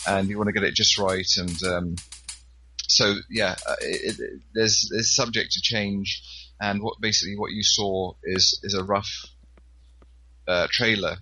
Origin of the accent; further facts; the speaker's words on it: Scotland, United Kingdom; I'm quite involved with the Highland Games locally here